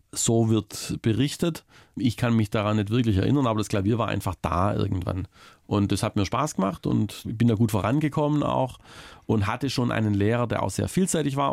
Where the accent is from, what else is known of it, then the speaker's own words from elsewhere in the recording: Baiersbronn, Baden-Württemberg, Germany; moved away; immer wenn ich nach Mitteltal komme, so heißt der Teilort, in dem ich aufgewachsen bin